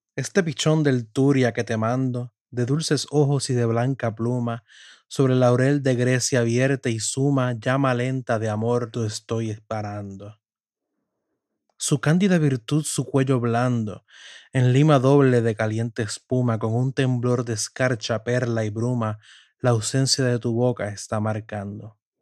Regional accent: Puerto Rico; los nacidos en mi tierra de Puerto Rico

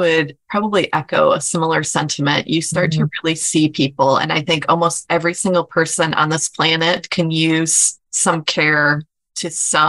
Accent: Michigan, United States; also born or lived in rural Tennessee; And I'm from Michigan.

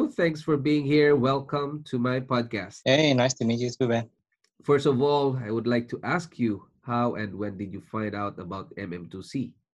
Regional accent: Philippines; moved away as an adult; also born or lived in Singapore; now in Canada; I was born in Philippines. I'm a Filipino, and I worked in Singapore for five years, leaving my family behind in Philippines, and then we decided to immigrate to Canada and became a Canadian citizen.

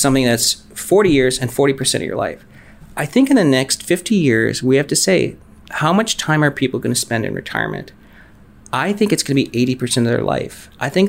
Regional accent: Michigan, United States; We grew up in Michigan.

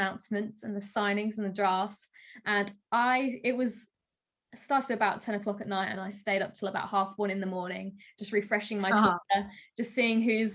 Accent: South Australia, Australia; I'm also obviously from South Australia, I live here

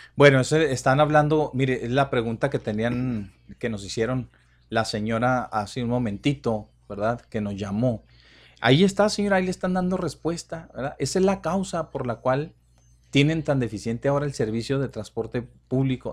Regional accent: Ciudad Juárez, Chihuahua, Mexico

